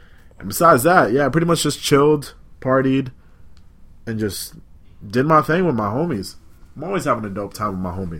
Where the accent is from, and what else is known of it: Malden, Massachusetts, United States; born or raised there